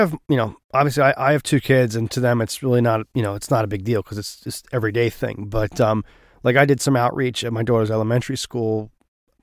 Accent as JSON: {"language": "English", "country": "United States", "said": "as an American"}